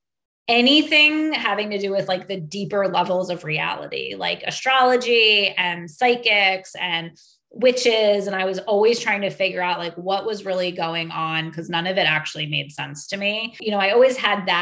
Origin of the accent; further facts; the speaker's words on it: a suburb right outside of Philadelphia, Pennsylvania, United States; I grew up in a suburb right outside of Philadelphia